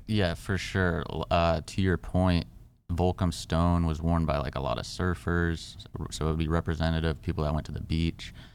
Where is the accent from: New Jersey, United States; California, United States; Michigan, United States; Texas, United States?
California, United States; I grew up in Cali